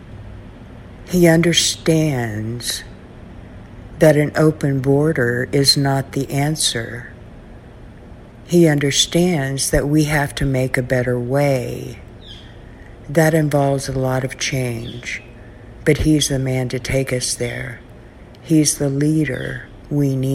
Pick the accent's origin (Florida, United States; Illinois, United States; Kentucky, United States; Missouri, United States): Missouri, United States; Southwest; I'm from Southwest Missouri